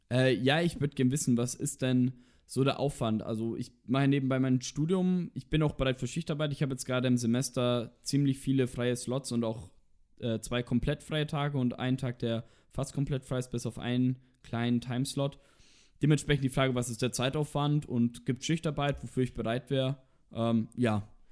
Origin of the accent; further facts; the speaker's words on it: Roth, Bavaria, Germany; also born or lived in Nuremberg; Ich bin geboren in Nürnberg und bin dann in Roth aufgewachsen, also gleich in der Nähe.